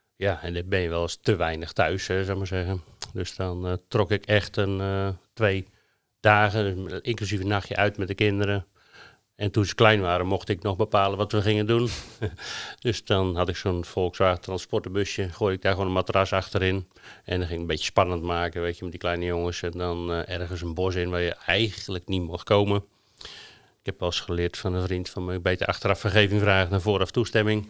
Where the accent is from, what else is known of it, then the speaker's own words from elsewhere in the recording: Netherlands; moved away; wij als Hollanders